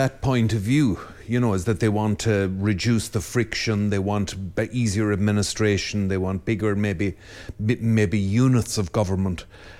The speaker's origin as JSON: {"language": "English", "country": "Ireland", "said": "as I feel I am an Irishman."}